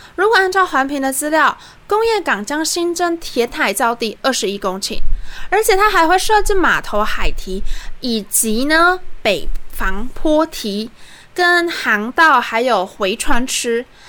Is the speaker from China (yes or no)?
no; southern Taiwan, Taiwan; 我们是南部人